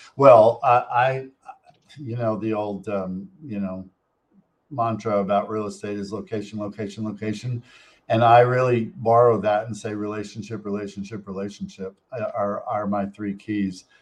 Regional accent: Montpelier, Vermont, United States; moved away; the town that I grew up in in Montpelier, Vermont.

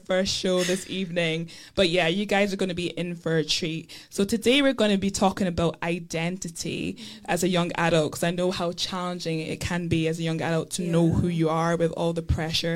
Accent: Edinburgh, Scotland, United Kingdom; also born or lived in London; I'm from Edinburgh, even though I was born in London

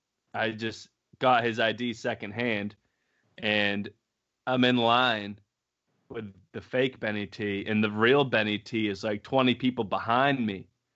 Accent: New York, United States; I'm from New York, he's from Rhode Island.

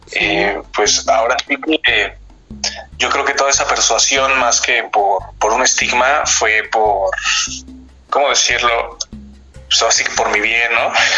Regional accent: near Río de los Remedios, State of Mexico, Mexico; Yo nací y pues, dentro de lo que cabe crecí en en el Estado de México, justo en, la franja en, donde se divide el, Estado y el anteriormente llamado Distrito Federal

